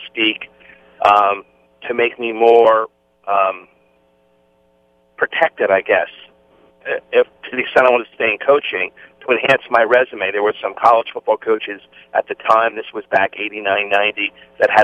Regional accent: New Jersey, United States; I grew up in New Jersey

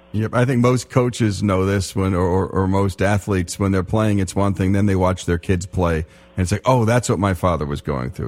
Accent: Teaneck, New Jersey, United States; I was born in Holy Name Hospital in Teaneck, New Jersey

